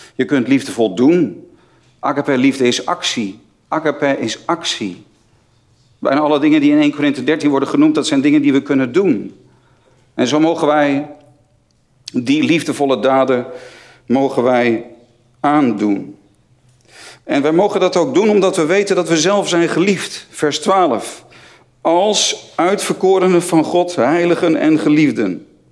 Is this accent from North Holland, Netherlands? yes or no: yes; near Haarlem, North Holland, Netherlands; Ik, eh, ik kom uit de buurt van Haarlem, niet zo ver van Amsterdam vandaan.